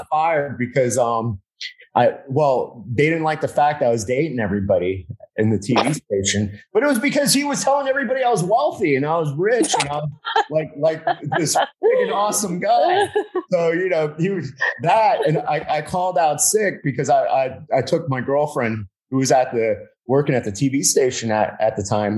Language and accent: English; Miami, Florida, United States; moved away; I was from Miami